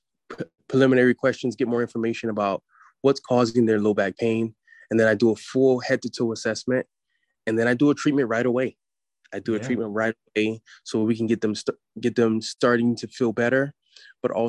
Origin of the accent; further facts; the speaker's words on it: United States; as an American society